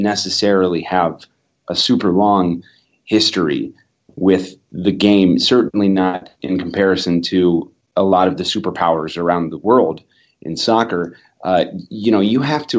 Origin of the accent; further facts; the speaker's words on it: Columbus, Ohio, United States; I was born in Columbus. I was raised in Columbus. I live in Columbus. I'll probably die in Columbus.